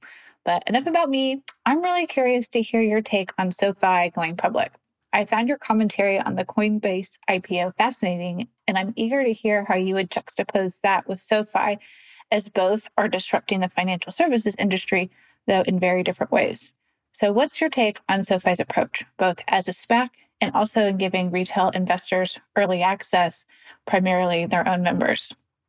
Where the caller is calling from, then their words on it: California, United States; I'm listening in from Southern California.